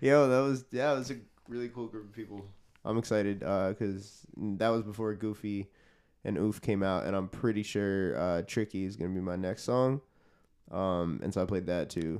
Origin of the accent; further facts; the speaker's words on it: New York City, New York, United States; I'm a musician. I'm from Queens, New York